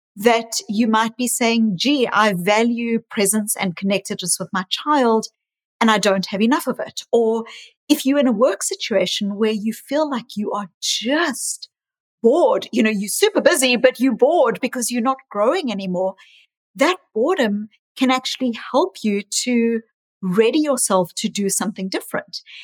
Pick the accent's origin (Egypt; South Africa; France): South Africa; also born or lived in New Zealand / Australia; now in Boston, United States; I was raised in South Africa, born in South Africa